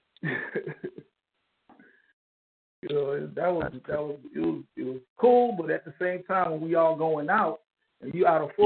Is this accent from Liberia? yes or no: yes; Liberia; also born or lived in Kansas City, Missouri, United States / New York, United States; now in Houston, United States; I was born in Kansas City, Missouri. I was raised in West Africa. A civil war broke out in West Africa, in Liberia, to be exact